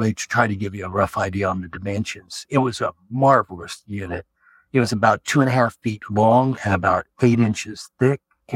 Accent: Hutchinson, Kansas, United States; I was born in Hutchinson, Kansas, and still live here

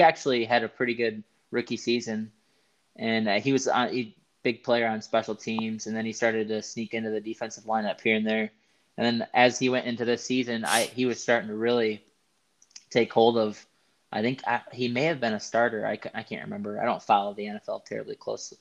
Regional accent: West Michigan, United States; we're both from West Michigan

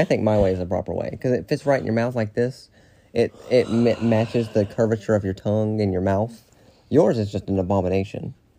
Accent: Philadelphia, Pennsylvania, United States; I'm from Philly.

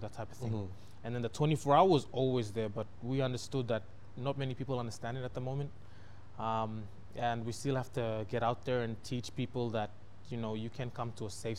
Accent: East New Britain, Papua New Guinea; I come from East New Britain

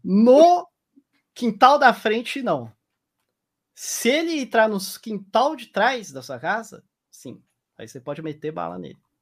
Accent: Brazil; moved away as an adult; now in Utah, United States; eu nasci no Brasil

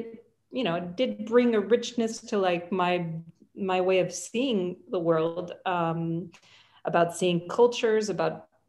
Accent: New York City, New York, United States; also born or lived in Paris, France; So I grew up in New York City. I actually grew up at the beginning when I was probably until the age of six, between Paris and New York, because my father is French and my mother is Swedish.

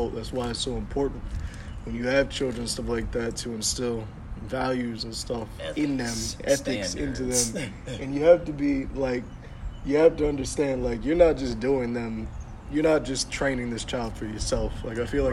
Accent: Burlington, New Jersey, United States; moved away; when I was back in Burlington, New Jersey

